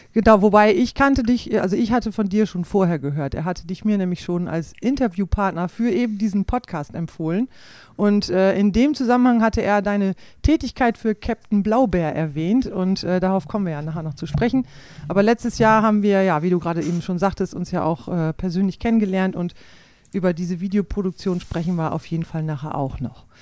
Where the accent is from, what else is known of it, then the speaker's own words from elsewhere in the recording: Klostermoor, Lower Saxony, Germany; moved away as an adult; Aufgewachsen bin ich in Klostermoor im Landkreis Lea.